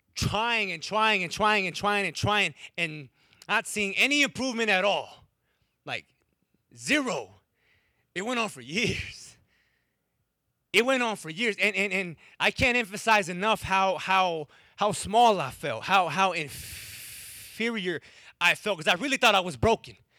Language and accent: English; Wisconsin, United States; first language English; I'm from Wisconsin